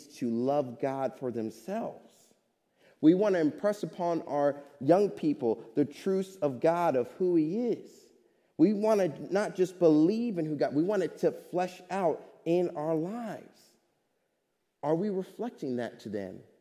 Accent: Kansas City, Missouri, United States; now in Hamilton, United States; my church family growing up in Kansas City, Missouri

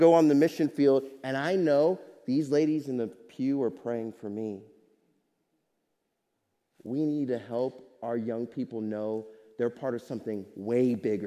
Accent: Kansas City, Missouri, United States; now in Hamilton, United States; my church family growing up in Kansas City, Missouri

